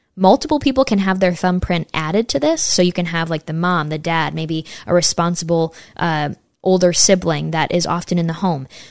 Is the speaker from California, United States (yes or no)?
no; Saratoga Springs, New York, United States; right near my hometown in Saratoga, New York